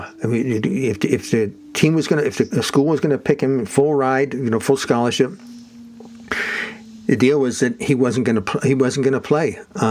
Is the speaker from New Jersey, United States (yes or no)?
yes; South Orange, New Jersey, United States; the line that divided my hometown, South Orange, with the city of Newark, and there was a bakery there. Often, across the street, there was Knights of Columbus from my parish church, Our Lady of Sorrows, in South Orange, New